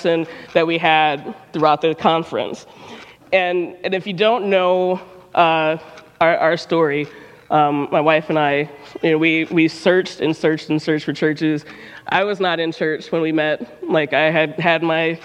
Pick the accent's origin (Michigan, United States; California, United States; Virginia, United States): Michigan, United States; Detroit; moved away as an adult; now in Ann Arbor, United States; I'm from Detroit, born and raised.